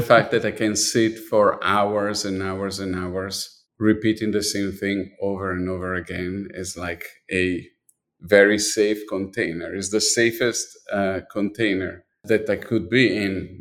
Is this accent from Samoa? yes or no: no; Milan, Lombardy, Italy; moved away; I was born in Milan, and I was definitely dipped my body, my, my life, everything was really dipped in design